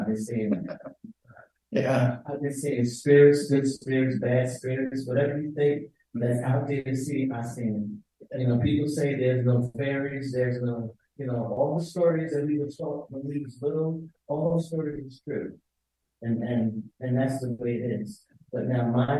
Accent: Pennsylvania, United States; I come from Pennsylvania

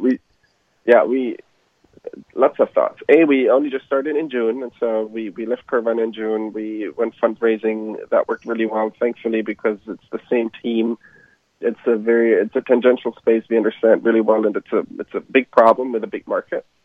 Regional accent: Germany; moved away as an adult; now in United States; I'm from Germany originally

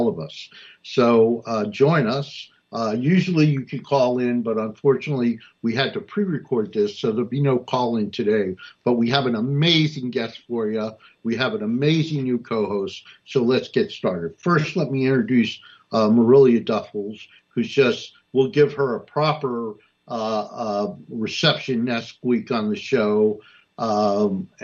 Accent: Newark, New Jersey, United States; I was born and raised in Newark

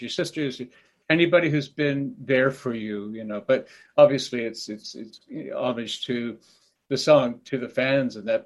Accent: Canada; also born or lived in Wales; I was growing up in Canada

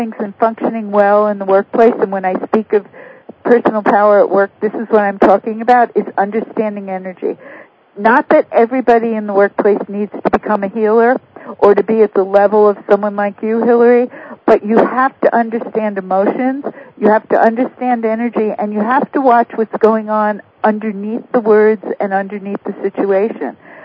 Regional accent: New York City, New York, United States; I come from New York City

